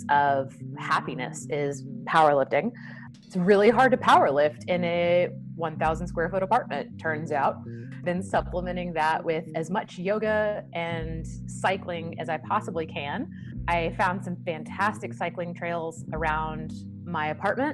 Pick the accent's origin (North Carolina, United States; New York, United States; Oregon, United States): North Carolina, United States; Wilmington; moved away as an adult; now in Dallas, United States; I'm originally from Wilmington, North Carolina. I moved here when I was 21 years of age